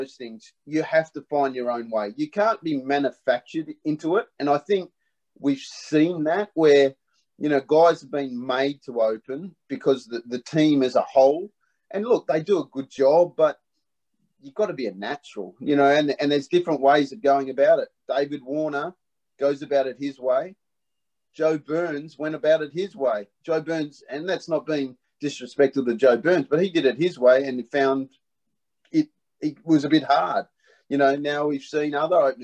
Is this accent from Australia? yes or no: yes; Perth, Western Australia, Australia; I was brought up in Perth